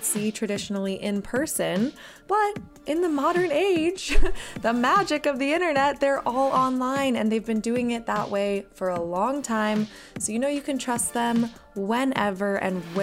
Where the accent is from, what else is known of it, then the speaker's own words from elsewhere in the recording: Midwest, United States; growing up in the Midwest